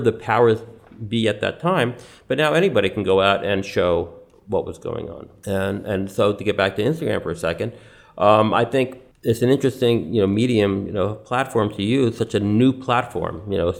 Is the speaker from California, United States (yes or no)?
no; New York City, New York, United States; I was born in New York City. My father was born here, my grandfather